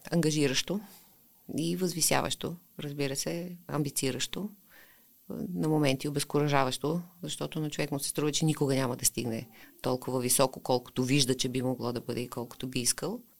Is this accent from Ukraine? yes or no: yes; Ukraine; Bulgarian is a second language; now in Bulgaria; аз съм единствения украинец в България, който не е завършил украинска филология.